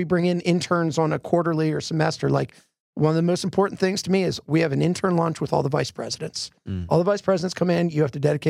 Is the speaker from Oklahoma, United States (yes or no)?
no; Philadelphia, Pennsylvania, United States; from Philadelphia, I'm from the Northeast. I tend to rush things a lot.